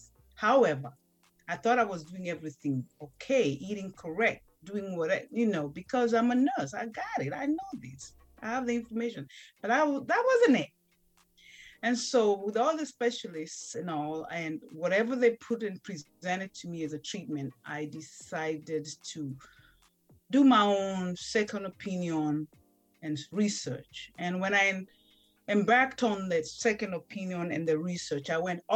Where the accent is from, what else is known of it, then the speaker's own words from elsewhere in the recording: Kenya; moved away as an adult; now in United States; I was raised and born in Kenya, little village